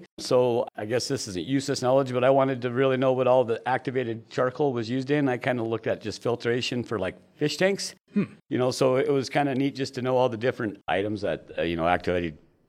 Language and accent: English; Elkhart, Indiana, United States; now in Gillette, United States; Well, I'm from Elkhart, Indiana, but my parents decided for me in 1979 that we were moving out here.